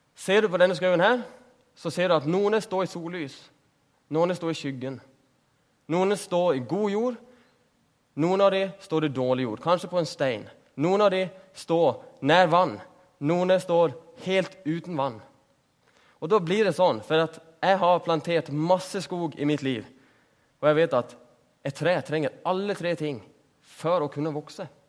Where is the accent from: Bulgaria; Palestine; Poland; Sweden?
Sweden; Norwegian is a second language; Jeg er jo svensk.